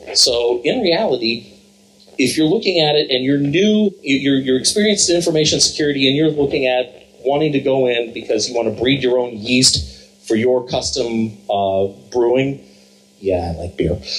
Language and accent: English; Columbus, Ohio, United States; I'm from Columbus, Ohio